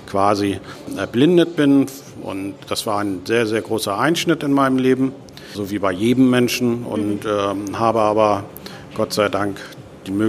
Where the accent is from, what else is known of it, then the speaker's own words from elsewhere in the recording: Hamburg, Germany; Ich komme aus Hamburg, da ist das schon ganz schön heftig